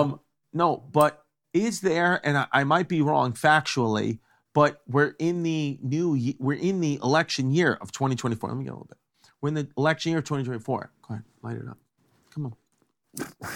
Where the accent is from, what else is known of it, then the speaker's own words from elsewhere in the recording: New York, United States; Growing up in New York